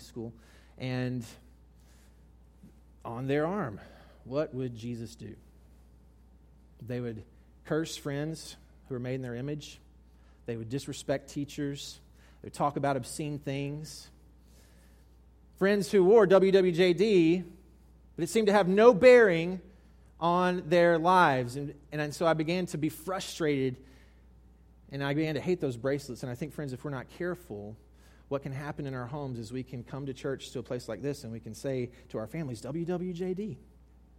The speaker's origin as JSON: {"language": "English", "region": "South Mississippi", "country": "United States", "tie": "born or raised there", "said": "I grew up in South Mississippi"}